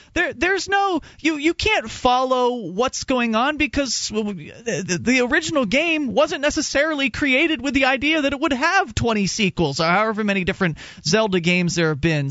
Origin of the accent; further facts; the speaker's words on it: Florida, United States; moved away; I come from Florida